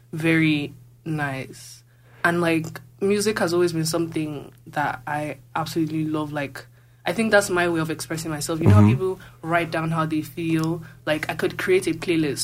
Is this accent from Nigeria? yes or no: yes; Lagos, Nigeria; moved away as an adult; now in Calgary, Canada; Yeah, I'm from Lagos. I grew up in Lagos